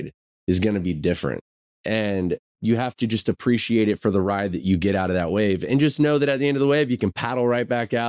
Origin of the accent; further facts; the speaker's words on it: Florida, United States; now in Nashville, United States; growing up in Florida